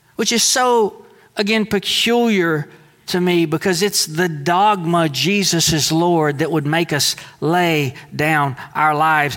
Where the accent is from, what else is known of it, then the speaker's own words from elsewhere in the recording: Deweyville, Texas, United States; in Deweyville, Texas, we might have welcomed the fisherman in, but we didn't welcome the tax guy in, right? Most of us didn't, that is, because most of us, we kind of thought of our mindset, our identity primarily as Southeast Texan